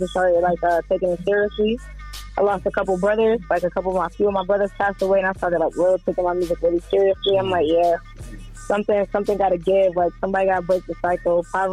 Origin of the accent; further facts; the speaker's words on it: Syracuse, New York, United States; I'm from Syracuse, New York. You know, that's 315 upstate New York